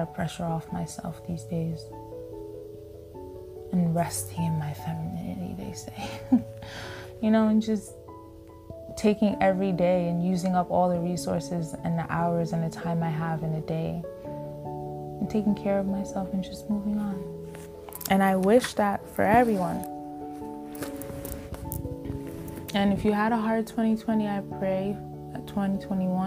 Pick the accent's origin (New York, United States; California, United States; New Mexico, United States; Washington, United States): New York, United States; New York City; moved away as an adult; we're originally from Staten Island, but we weren't living in Staten Island anymore. It was the pandemic that brought us back home